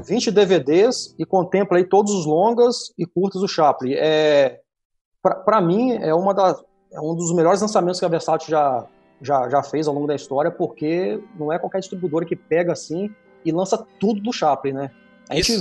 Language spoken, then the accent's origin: Portuguese; Brazil; eu sou de Talva